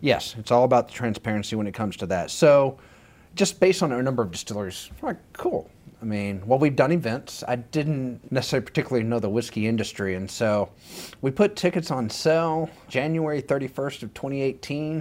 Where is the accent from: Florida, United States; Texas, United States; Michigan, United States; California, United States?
Texas, United States; Dumas; moved away as an adult; also born or lived in Wichita Falls, Texas; now in Austin, United States; Born and raised in Dumas, Texas, Panhandle.